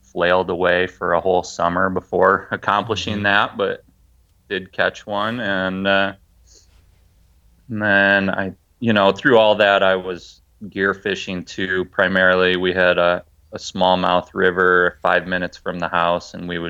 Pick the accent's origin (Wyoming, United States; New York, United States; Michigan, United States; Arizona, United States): Michigan, United States; moved away as an adult; now in Washington, United States; I grew up in Michigan, so Great Lakes fishing